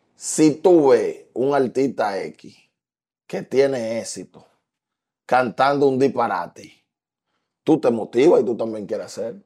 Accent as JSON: {"language": "Spanish", "country": "Dominican Republic", "said": "el patriotismo que nosotros tenemos como dominicanos"}